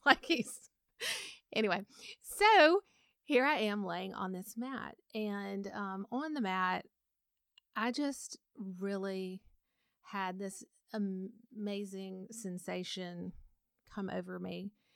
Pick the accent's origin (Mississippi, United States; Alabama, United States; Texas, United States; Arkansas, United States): Alabama, United States; Montgomery; I grew up in Montgomery, Alabama